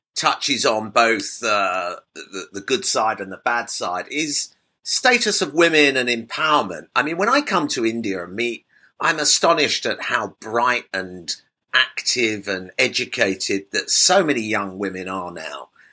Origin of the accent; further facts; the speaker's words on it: United Kingdom; as a Brit